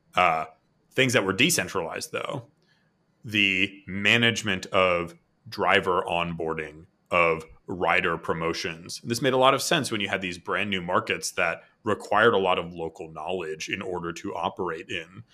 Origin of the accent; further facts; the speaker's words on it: Boston, Massachusetts, United States; now in San Diego, United States; I'm from Boston